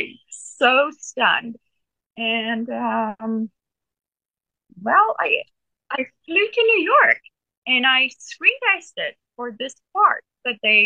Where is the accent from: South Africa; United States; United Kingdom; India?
South Africa; moved away; I grew up half of my life, part of my life on a farm